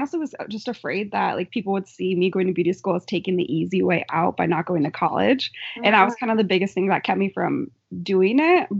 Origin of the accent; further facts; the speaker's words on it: Philomath, Oregon, United States; I grew up in Philomath, Oregon, and I haven't left yet because I like this area too much.